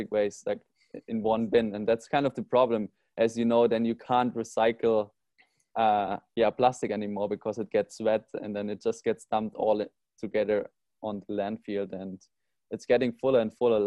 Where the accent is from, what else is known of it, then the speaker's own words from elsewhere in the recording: Germany; now in Bali, Indonesia; So I'm from Germany originally, and there you don't see plastic on the streets